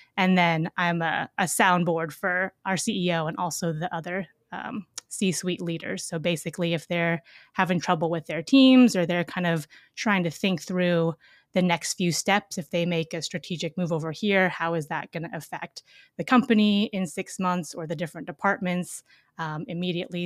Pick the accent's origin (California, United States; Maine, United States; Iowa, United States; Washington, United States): Washington, United States; Seattle; I grew up in Seattle, Washington